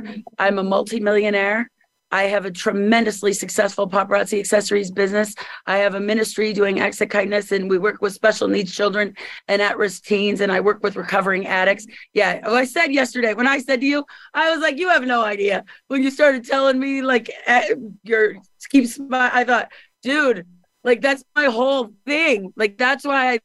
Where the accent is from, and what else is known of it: Missouri, United States; moved away as an adult; also born or lived in Hollywood, California